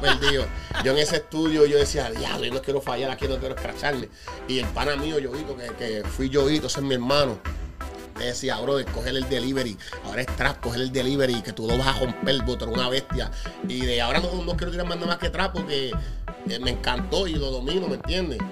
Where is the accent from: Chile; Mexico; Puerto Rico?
Puerto Rico; Añasco; also born or lived in Mayagüez, Puerto Rico / Holyoke, Massachusetts; now in Massachusetts, United States; yo me nací en la isla, yo nací en Mayagüez, me crié en Añasco.